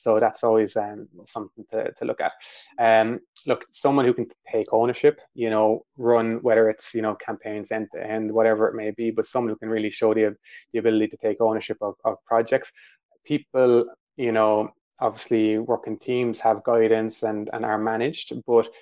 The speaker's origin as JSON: {"language": "English", "country": "Ireland", "accent": "Irish", "said": "My Irish accent and slangs are coming through here"}